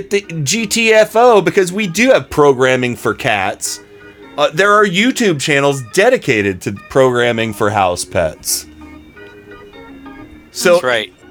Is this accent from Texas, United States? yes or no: yes; Cleveland, Texas, United States; I'm from Cle- Cleveland, Texas.